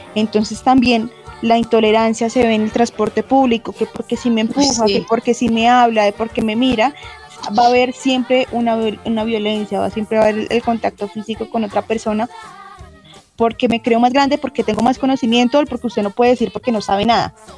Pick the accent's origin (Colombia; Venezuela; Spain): Colombia; Los colombianos tenemos